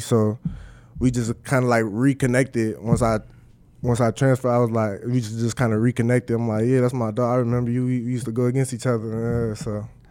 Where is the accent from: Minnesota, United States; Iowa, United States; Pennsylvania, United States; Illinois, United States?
Minnesota, United States; moved away as an adult; now in Nebraska, United States; my hometown